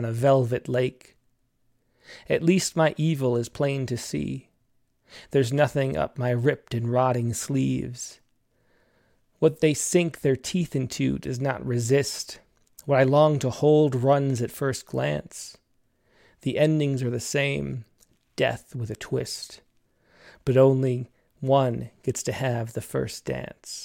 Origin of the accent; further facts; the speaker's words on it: Rochester, United States; accent: Rochester; My Rochester accent comes out